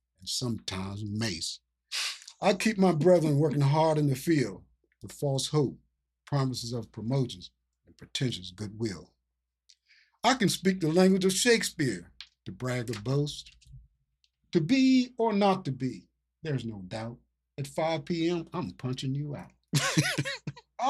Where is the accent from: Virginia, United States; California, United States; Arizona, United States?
Virginia, United States; born or raised there; now in Philadelphia, United States